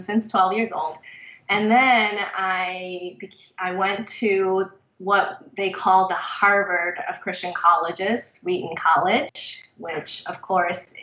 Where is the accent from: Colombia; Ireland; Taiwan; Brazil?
Taiwan; moved away; I was born and raised in Taiwan